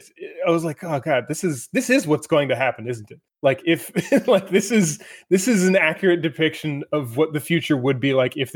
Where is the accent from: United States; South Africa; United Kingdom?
United States; Pennsylvania; Like I when I was growing up in Pennsylvania, we'd see blue jays around